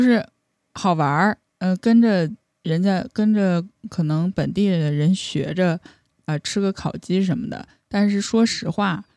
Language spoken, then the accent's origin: Chinese; northern China, China; now in Toronto, Canada; 因为我也是北方人